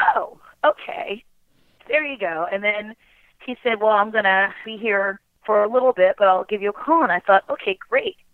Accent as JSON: {"language": "English", "town": "Baltimore", "region": "Maryland", "country": "United States", "tie": "born or raised there", "said": "I grew up in Baltimore City"}